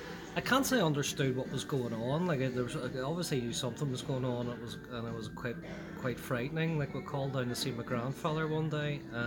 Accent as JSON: {"language": "English", "town": "Belfast", "region": "Northern Ireland", "country": "United Kingdom", "tie": "born or raised there", "also_born_or_lived": "Shankill, Belfast", "said": "Most of my youth is spent growing up in Ballysillan area, Tynedale Estate, and then later on the Ballysillan Road itself. Attended Cliftonville Primary School and the Boys Model. So, most of my early life would have been divided between Ballysillan and the Shankill areas."}